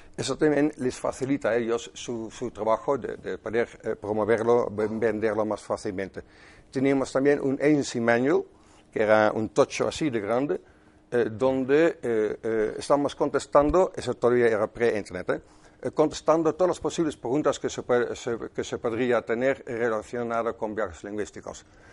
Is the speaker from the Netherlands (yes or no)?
yes; Netherlands; Spanish is a second language; moved away; Soy holandés, de 57 años me parece